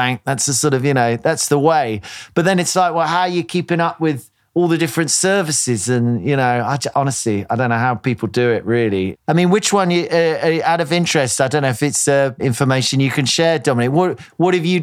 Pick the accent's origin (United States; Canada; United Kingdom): United Kingdom; as a British person